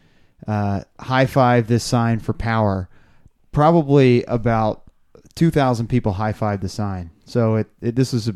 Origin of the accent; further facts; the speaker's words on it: Arlington, Virginia, United States; born and raised in Arlington